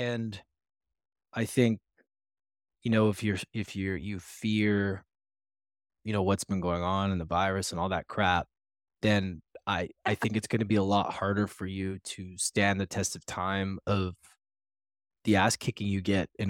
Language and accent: English; Canada; also born or lived in Edmonton; I'm Canadian